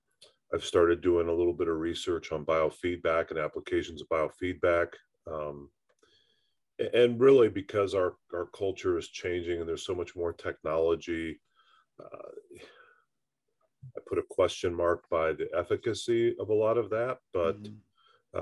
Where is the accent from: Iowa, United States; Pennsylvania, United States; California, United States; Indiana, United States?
Indiana, United States; being a Hoosier by birth and growing up in Indiana